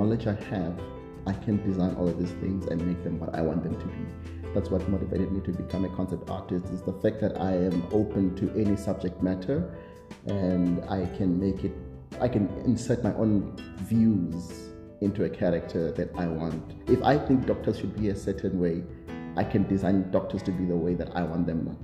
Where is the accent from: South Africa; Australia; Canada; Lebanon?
South Africa; I'm a South African, I am based in SA